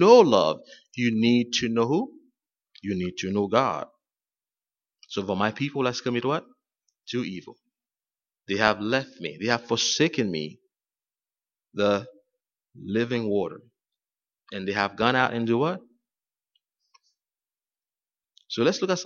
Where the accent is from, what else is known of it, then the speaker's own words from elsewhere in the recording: Haiti; moved away; I'm from Haiti, and there were times when I was growing up, we had no water in our area